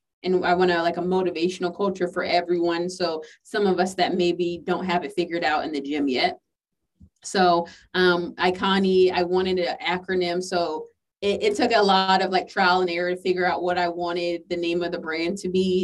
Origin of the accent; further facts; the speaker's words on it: the South, United States; I'm from the South